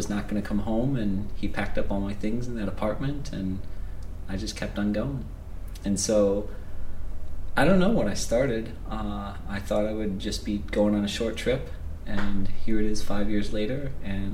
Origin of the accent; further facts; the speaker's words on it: Ohio, United States; moved away as an adult; also born or lived in Brazil / New Zealand / Japan / South Africa; I'm from the United States. I'm from Ohio